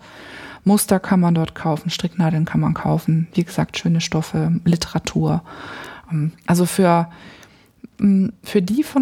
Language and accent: German; North Rhine-Westphalia, Germany; Ich bin nämlich da, ich komme ja da aus der Ecke vom Niederrhein